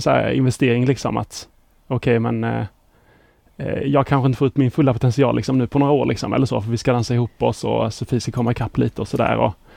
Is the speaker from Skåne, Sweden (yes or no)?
yes; Båstad, Skåne, Sweden; moved away as an adult; also born or lived in Lund; now in Stockholm, Sweden; Pluggade i Lund, men är uppväxt i Båstad.